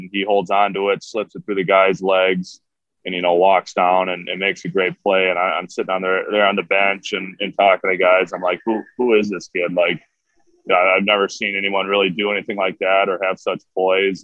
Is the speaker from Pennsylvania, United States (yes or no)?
no; Minnesota, United States; growing up in Minnesota